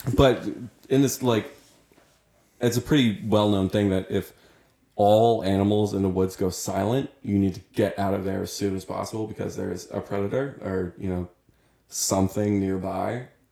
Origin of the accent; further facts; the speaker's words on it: New Jersey, United States; I was born in New Jersey